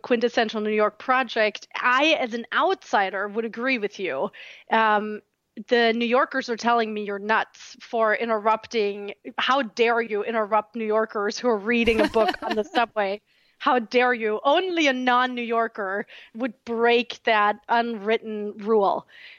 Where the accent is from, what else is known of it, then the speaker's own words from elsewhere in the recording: Southern Germany, Germany; English is a second language; now in United States; I had trepidations about that because I'm from a very small town in southern Germany.